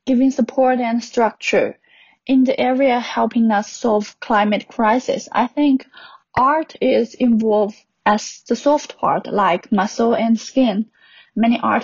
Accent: China; I'm 27 years old and I come from China.

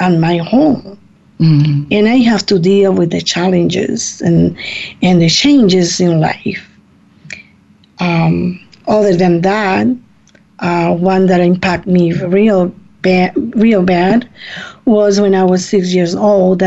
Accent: Puerto Rico; now in Ohio, United States; I come from Puerto Rico. I was born in Puerto Rico, and I came to the United States in 1973.

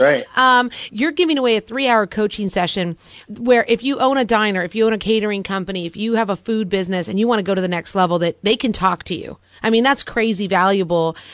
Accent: Los Angeles, California, United States; now in New Jersey, United States; I'm from Los Angeles, Forbes, and I never even heard of a Dina until I moved to New Jersey

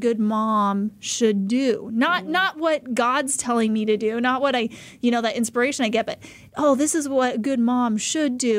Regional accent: Idaho, United States; moved away as an adult; now in Arizona, United States; I was born and raised in Idaho

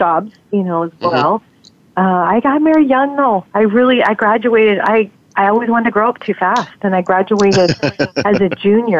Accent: Las Vegas, Nevada, United States; I grew up in Las Vegas, Nevada, and I was raised there.

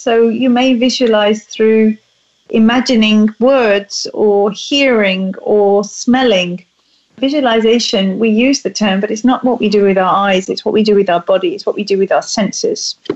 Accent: England, United Kingdom; being a Brit

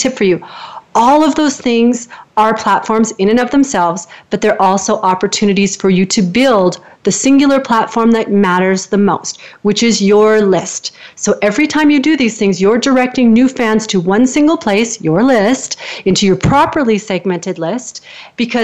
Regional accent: Canada; I'm a Canadian, so I lift at the end like I'm always asking a question

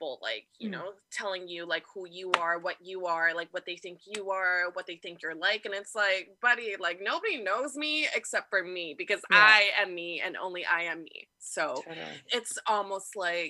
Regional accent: Canada; also born or lived in Hong Kong; My family and I moved to Canada when I was a baby

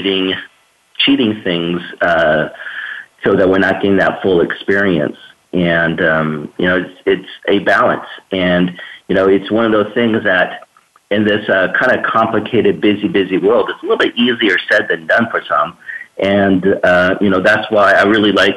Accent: Escondido, California, United States; I grew up in Escondido, San Diego area.

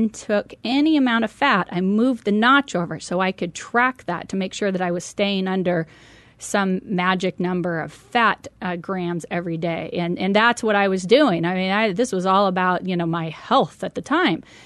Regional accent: Medford, Oregon, United States; moved away as an adult; I had the opportunity to purchase a 7-Eleven convenience store back in my hometown of Medford, Oregon. And so I moved back

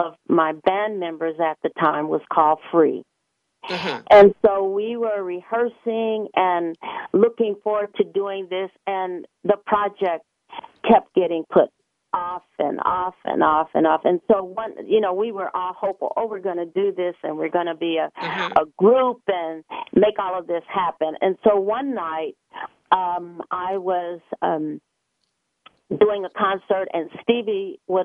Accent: Gary, Indiana, United States; I grew up in Gary, Indiana

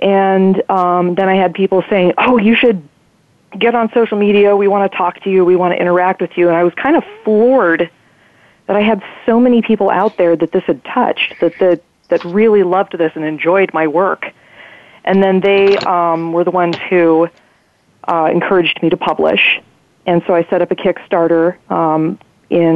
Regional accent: Half Moon Bay, California, United States; the local bookstore in my hometown

